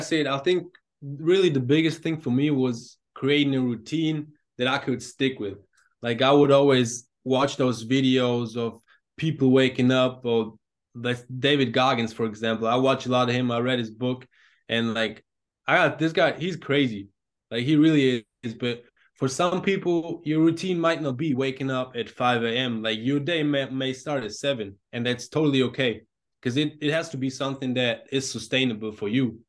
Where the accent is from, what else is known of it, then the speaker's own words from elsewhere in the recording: Germany; growing up in Germany, obvious-, obviously football is not the main sport